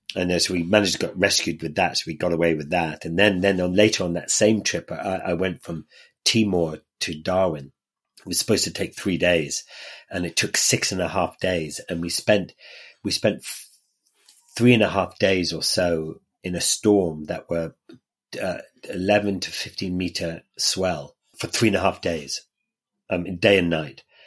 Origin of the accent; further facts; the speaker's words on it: Ireland; in Ireland, where I grew up